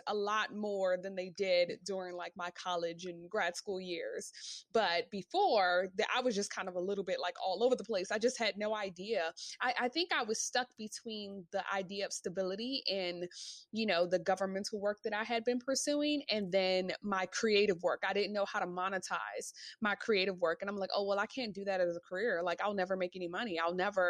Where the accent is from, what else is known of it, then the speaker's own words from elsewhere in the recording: Washington, District of Columbia, United States; moved away as an adult; now in New York, United States; I actually moved to New York. I'm from Washington, D.C.